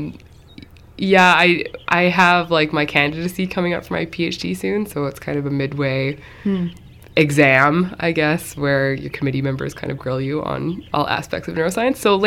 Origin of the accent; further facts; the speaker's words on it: Mill Bay, British Columbia, Canada; also born or lived in Cowichan Bay, Canada; now in Shawnigan Lake, Canada; I'm actually from Up Island a little bit